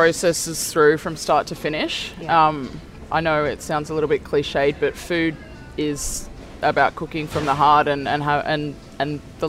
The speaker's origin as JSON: {"language": "English", "area": "near Cronulla", "region": "New South Wales", "country": "Australia", "tie": "born or raised there", "said": "I grew up down near Cronulla"}